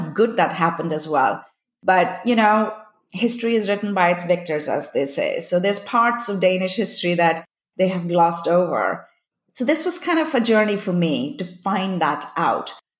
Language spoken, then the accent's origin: English; India; also born or lived in Copenhagen, Denmark; now in California, United States; when I grew up in India